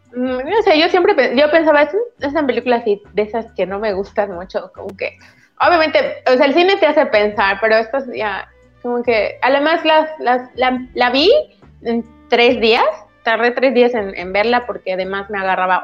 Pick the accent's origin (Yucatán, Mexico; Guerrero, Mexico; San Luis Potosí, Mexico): Yucatán, Mexico; soy yucateca, entonces va como que en mi dialecto.